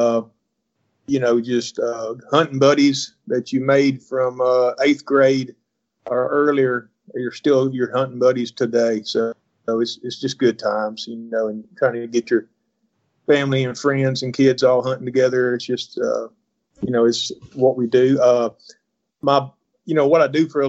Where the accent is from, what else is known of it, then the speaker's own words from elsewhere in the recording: North Alabama, United States; I'm from North Alabama, been deer hunting, since about 14